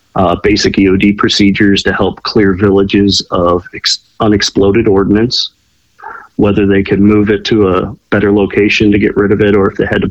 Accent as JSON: {"language": "English", "town": "McKees Rocks", "region": "Pennsylvania", "country": "United States", "tie": "born or raised there", "said": "I grew up in a suburb of Pittsburgh, Pennsylvania, a little town called McKees Rocks. It's a little bit ghetto, but it's a good time."}